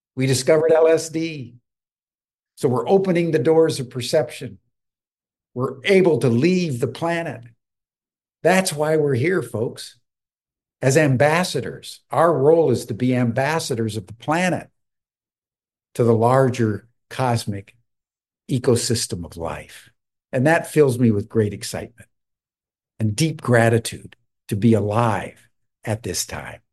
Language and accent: English; United States; as an American